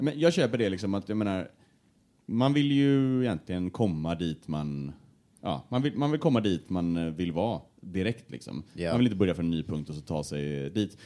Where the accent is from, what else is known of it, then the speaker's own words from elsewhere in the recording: Gothenburg, Västra Götaland, Sweden; accent: Gothenburg dialect (göteborgska); bredde på min göteborgska